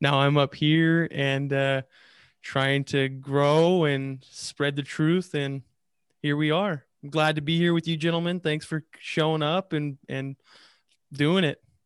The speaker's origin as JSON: {"language": "English", "region": "Northern California", "country": "United States", "also_born_or_lived": "Northeastern Washington", "moved": "as an adult", "lives_now": "Washington, United States", "said": "I'm a Northern California guy myself. I moved up to Northeastern Washington a few years ago"}